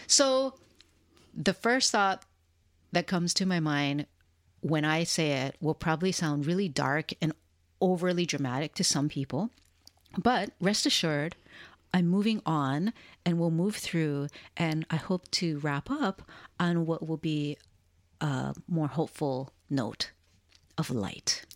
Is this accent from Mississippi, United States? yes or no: no; Hawaii, United States; now in Portland, United States; Sienna and I were born and raised in Hawaii